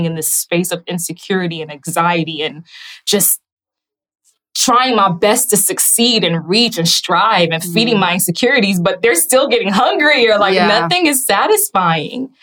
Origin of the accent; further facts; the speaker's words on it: Haiti; moved away; also born or lived in Raleigh, North Carolina; I was born in Haiti, and my uncle was actually an officer in Haiti